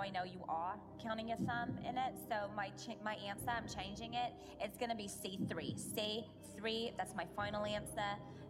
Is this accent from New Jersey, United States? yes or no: yes; New Jersey, United States; Since I'm from New Jersey, the answer is D, the Jersey Ocean.